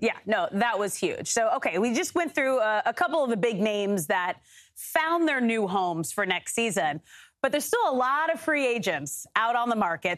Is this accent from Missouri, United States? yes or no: no; Manhattan Beach, California, United States; born and raised in Manhattan, Manhattan Beach, L A, so everyone's here